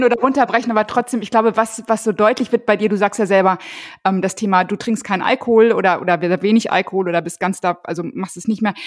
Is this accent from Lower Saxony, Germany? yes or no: no; Ruhr area, North Rhine-Westphalia, Germany; Ich komme aus dem Ruhrgebiet